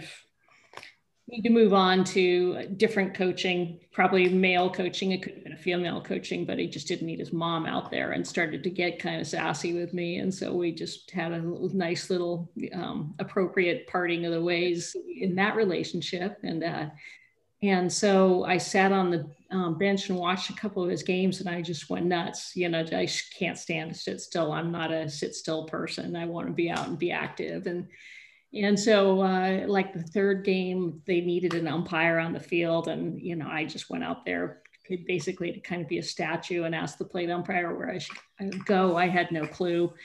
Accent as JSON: {"language": "English", "town": "Monterey", "region": "California", "country": "United States", "tie": "born or raised there", "also_born_or_lived": "Danville, California", "said": "I grew up in Monterey, which is right near where I live now"}